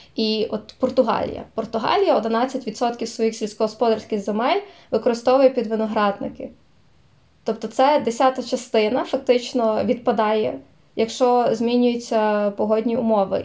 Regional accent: Zakarpattia Oblast, Ukraine; я з Закарпаття

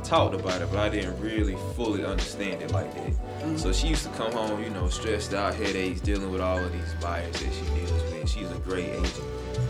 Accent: Belton, South Carolina, United States; I'm from the country. Okay. I'm from Belton, South Carolina.

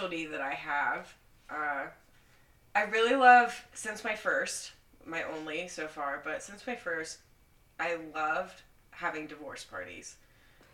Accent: Oklahoma, United States; I'm from Oklahoma

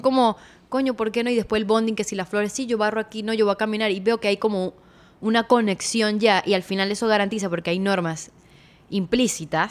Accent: Venezuela; todos somos venezolanos

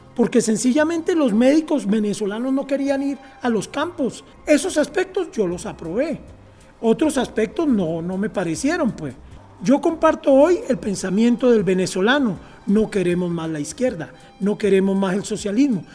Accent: Colombia; moved away; Nosotros como cultura chipcha en Colombia, de donde yo nací, también estamos en una meseta, ¿no? Que es el antiplano cundiboyacense. Entonces de ahí pertenezco yo

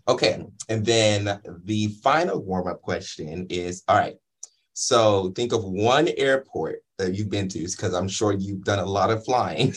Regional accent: Inglewood, California, United States; I'm actually from Inglewood, California

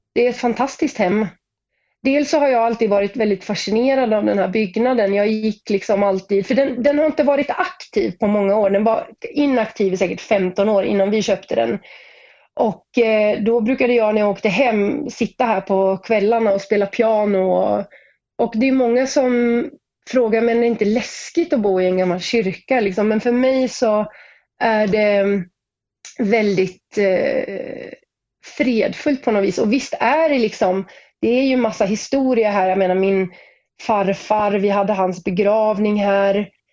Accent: Sweden; also born or lived in Norway; jag är ju svensk, men jag startade min karriär i Norge

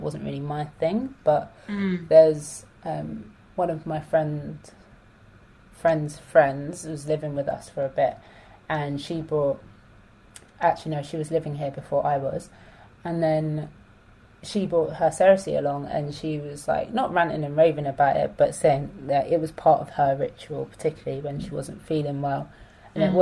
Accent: London, United Kingdom; I like to refer to myself as South London

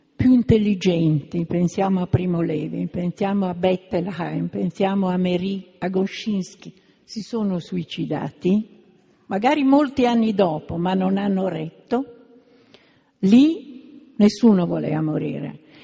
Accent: Milan, Lombardy, Italy; io che sono di Milano

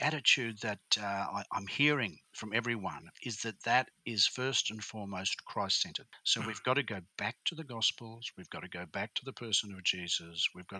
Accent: Brisbane, Queensland, Australia; also born or lived in Bundaberg; Well, I am firstly a Queenslander. I was born in Brisbane. I was raised in Bundaberg and Brisbane in Queensland.

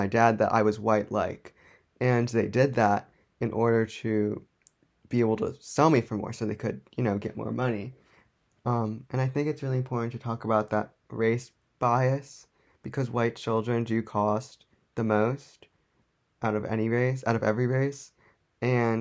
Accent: United States; I was born in the United States

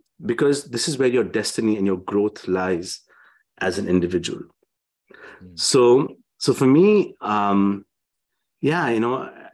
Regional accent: India; I'm from India

